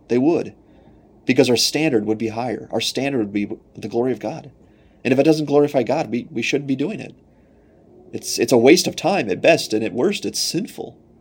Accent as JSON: {"language": "English", "country": "United States", "said": "as an American"}